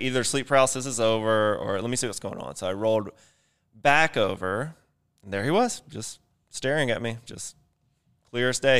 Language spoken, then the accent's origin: English; Mississippi, United States; I grew up in Mississippi in a very small town, like fifteen thousand people.